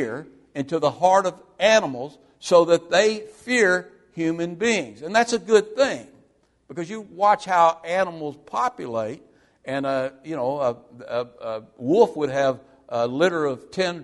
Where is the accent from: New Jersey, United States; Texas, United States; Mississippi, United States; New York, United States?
Mississippi, United States; when I was growing up in Mississippi as a young boy